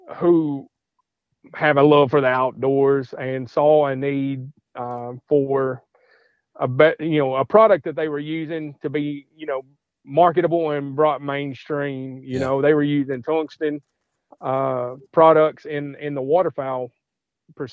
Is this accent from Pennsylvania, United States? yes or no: no; Madisonville, Kentucky, United States; I am from Madisonville, Kentucky, so I'm warehousing some of these components and stuff here in Madisonville